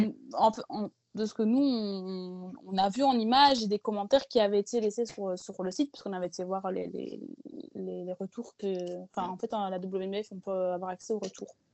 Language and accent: French; Belgium; je suis belge à la base